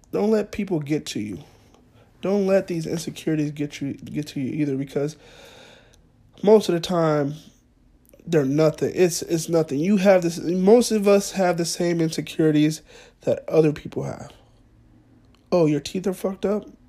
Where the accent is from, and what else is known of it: Fresno, California, United States; moved away as an adult; also born or lived in Monterey